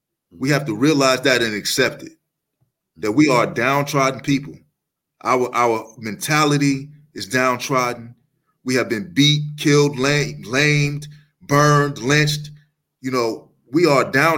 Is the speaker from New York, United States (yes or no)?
yes; Uniondale, New York, United States; I grew up right here on Long Island, New York, in Uniondale, and my town was mostly white